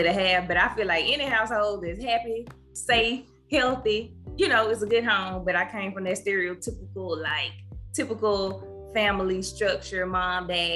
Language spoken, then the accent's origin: English; Cleveland, Mississippi, United States; I'm from Cleveland, lived there, raised there, went to school up until I went off to college